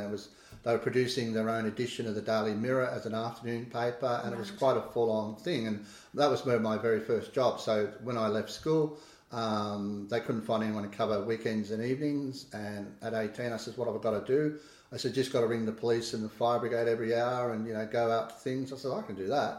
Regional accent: Kiama, New South Wales, Australia; also born or lived in Canoundra (unclear place name); we moved in about 1970 when my father became editor of the Kiama Independent

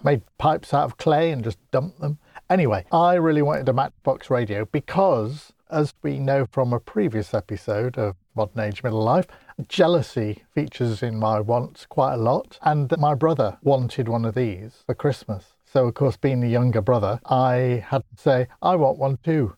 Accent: Grimsby, Yorkshire and the Humber, United Kingdom; I come from Grimsby, and we're not known for the speaking so much

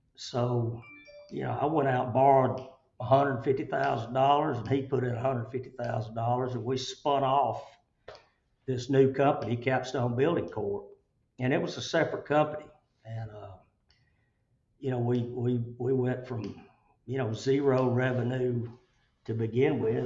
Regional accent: Chelsea, Alabama, United States; I grew up in Chelsea

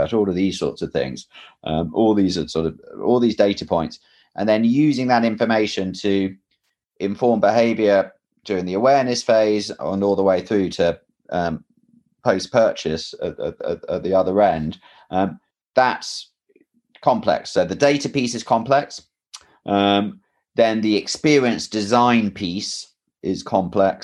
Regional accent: England, United Kingdom; moved away; I'm English

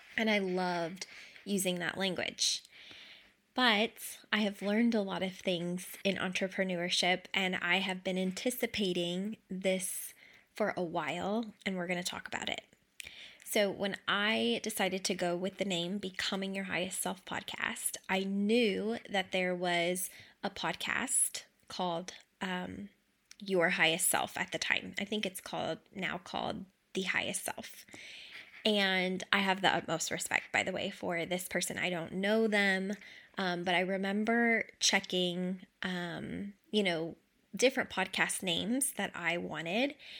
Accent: Kentucky, United States; I grew up in Kentucky, like, lower to, to middle class

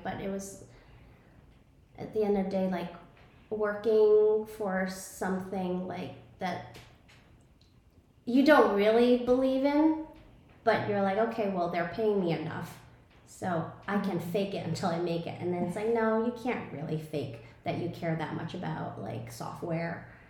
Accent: New York City, New York, United States; moved away as an adult; now in Tulum, Mexico; I grew up, I was born and raised in Brooklyn, New York, and I thought I would be there forever

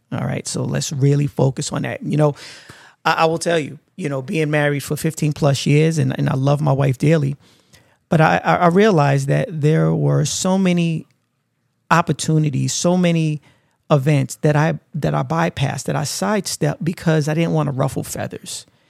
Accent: New York City, New York, United States; growing up in Brooklyn, uh, was always hustle and bustle

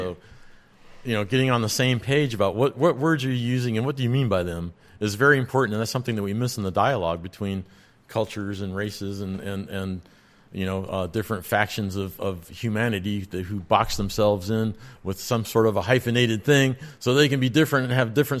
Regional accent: Ireland; Oh, but I'm from Ireland. I don't know what a shot glass is.

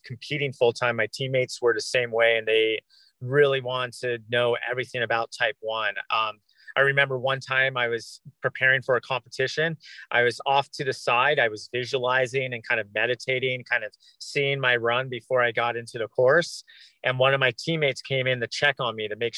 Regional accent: Orange County, Southern California, United States; moved away as an adult; I grew up in Southern California

